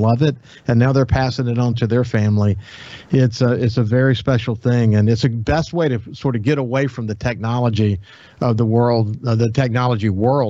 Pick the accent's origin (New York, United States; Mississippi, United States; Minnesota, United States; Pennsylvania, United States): Mississippi, United States; coastal; also born or lived in Birmingham, Alabama / Mobile, Alabama / Santa Rosa Island, Florida / Pensacola, Florida; I was born in Birmingham, lived in Mobile, then Santa Rosa Island, you know, Pensacola area. And then by the time we were 4, we were here in coastal Mississippi